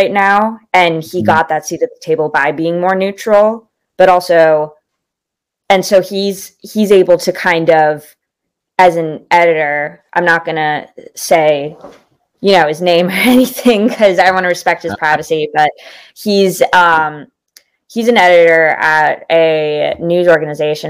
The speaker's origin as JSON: {"language": "English", "town": "Ramallah", "region": "West Bank", "country": "Palestine", "said": "I'm from Ramallah"}